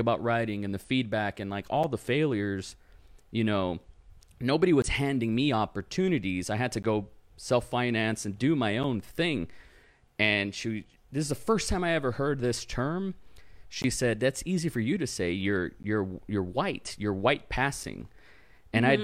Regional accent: Rio Grande Valley, South Texas, United States; first language English; my hometown, which is South Texas, it's the Rio Grande Valley.

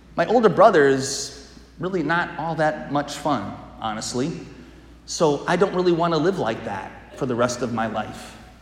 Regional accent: Wisconsin, United States; I'm from Wisconsin.

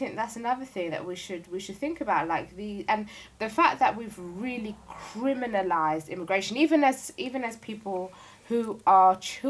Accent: London, United Kingdom; Sometimes you're from London, sometimes you're even from South London.

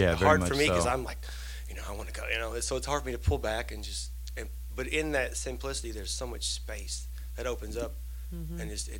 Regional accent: Eastern Kentucky, United States; I grew up in Eastern Kentucky on, like, you know, bluegrass and country and stuff, and, you know, got out and traveled around and found myself back in good old Kentucky.

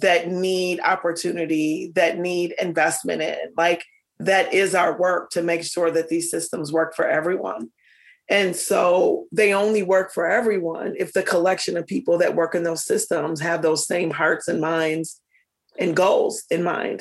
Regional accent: Minneapolis, Minnesota, United States; I grew up in North Minneapolis

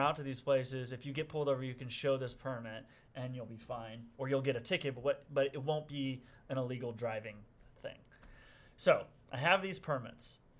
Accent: Springfield, Illinois, United States; I'm from Springfield, Illinois, which is about 3 hours south of Chicago

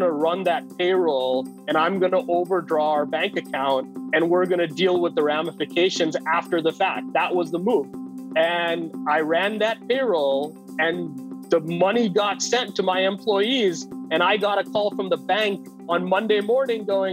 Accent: India; moved away as an adult; also born or lived in Los Angeles, United States; now in United States; I spent the first 9 years in LA and then the next 9 years in India until college when I came back

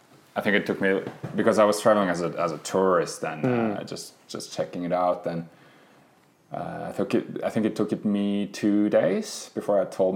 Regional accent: Oslo, Norway; moved away as an adult; also born or lived in Ericeira, Portugal; now in Lofoten, Norway; I drove from Oslo. My family, I'm born and raised in Oslo.

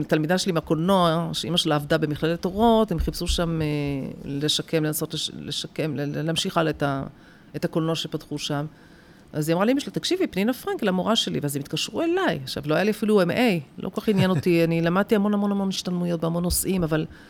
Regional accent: Rehovot, Central District, Israel; born or raised there

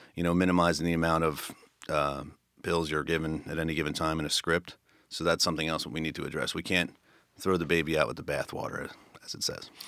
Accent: Philadelphia, Pennsylvania, United States; I grew up in Northeast Philly, um, by Franklin Mills

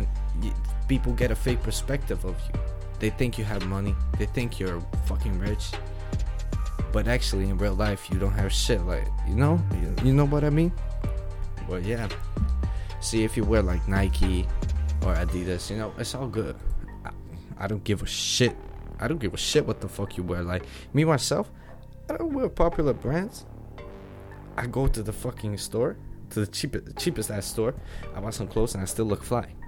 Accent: Netherlands; English is a second language; I'm from Netherlands

